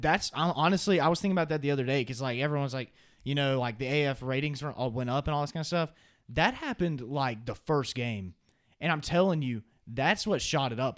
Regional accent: Alabama, United States; I'm from the state of Alabama

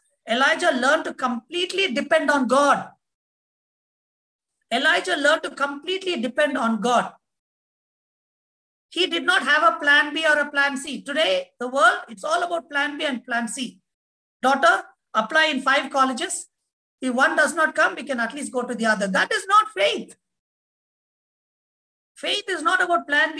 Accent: India; as an Indian with an Indian passport

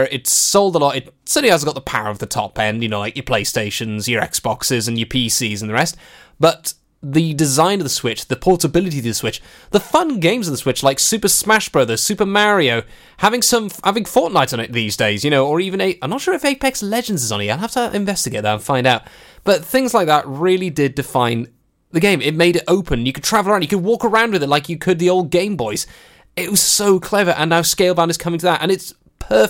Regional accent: Welsh, Wales, United Kingdom; being Welsh

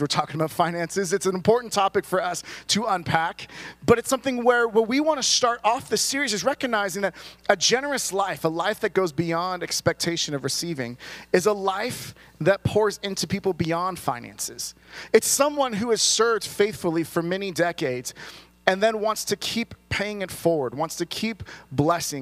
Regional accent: California, United States; someone who was born and raised in California

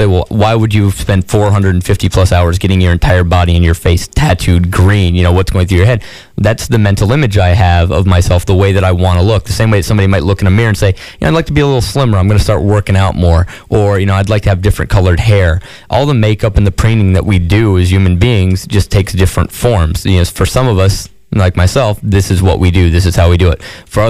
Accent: New York, United States; I had a military family, but I grew up mainly in upstate New York.

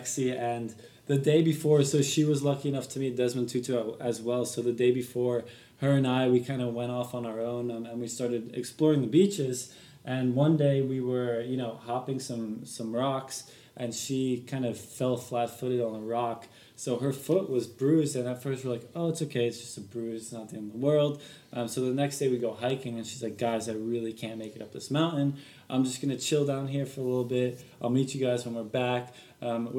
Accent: Belgium; moved away; we found ourselves in Belgium, where my home country is.

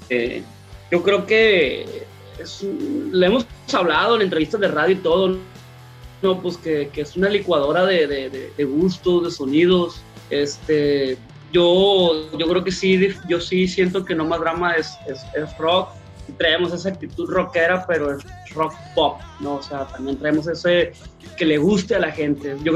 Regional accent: northern Mexico, Mexico; pues nosotros somos norteños queriendo hacer rock, pues.

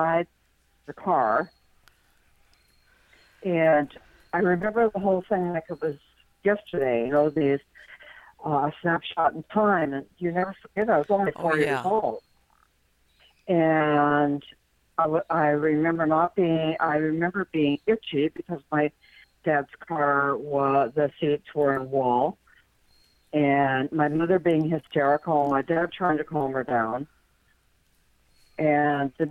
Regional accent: northern North Dakota, United States; moved away; I grew up in North Dakota, in northern North Dakota

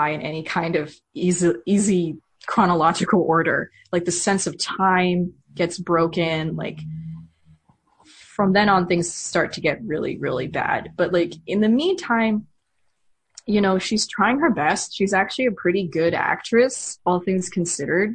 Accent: United States; as an American

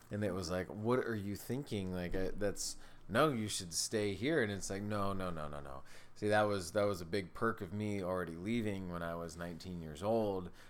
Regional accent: California, United States; now in Indiana, United States; Yeah, I came from California to Indiana.

